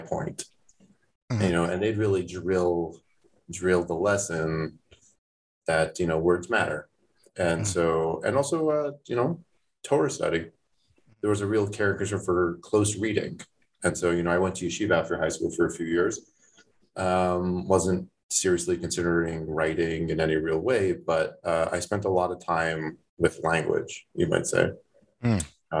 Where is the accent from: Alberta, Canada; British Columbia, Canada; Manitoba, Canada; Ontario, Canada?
Ontario, Canada; Toronto; moved away; I grew up in Toronto, not in Thornhill